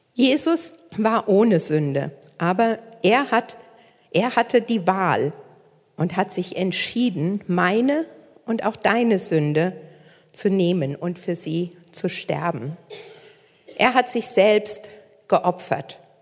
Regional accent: near Koblenz, Rhineland-Palatinate, Germany; moved away as an adult; now in Hamburg, Germany; Ich komme ursprünglich nicht aus Hamburg. Äh, ich komme aus der Nähe von Koblenz

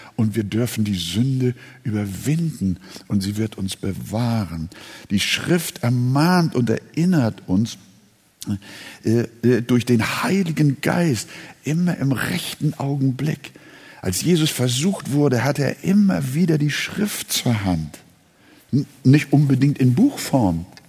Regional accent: Hamburg, Germany; now in Quickborn, Germany; Ich, äh, bin ja Hamburger schon seit neunzehnhundertdreiundvierzig

